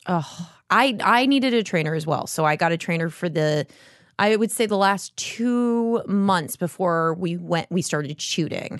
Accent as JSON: {"language": "English", "town": "Las Vegas", "region": "Nevada", "country": "United States", "tie": "born or raised there", "moved": "as an adult", "lives_now": "Los Angeles, United States", "said": "I was born there and I love left when I was eighteen"}